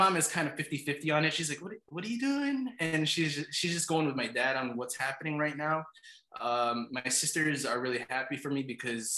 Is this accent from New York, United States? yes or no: yes; New York, United States; also born or lived in Philippines; I'm American. My parents are from the Philippines. But over here in New York